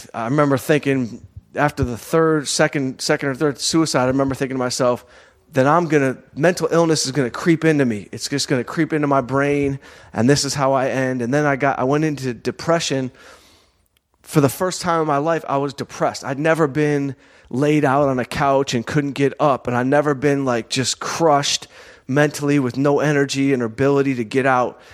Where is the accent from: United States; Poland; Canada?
United States; Southfield, Michigan; moved away; also born or lived in Detroit / Los Angeles; I'm from Southfield, Michigan.